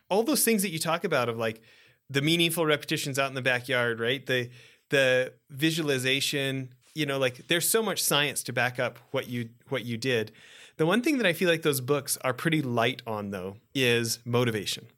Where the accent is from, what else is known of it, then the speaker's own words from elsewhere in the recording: Western Canada, Canada; also born or lived in Edmonton; you and I grew up in Western Canada and, you know, I was living in Edmonton during the Gretzky years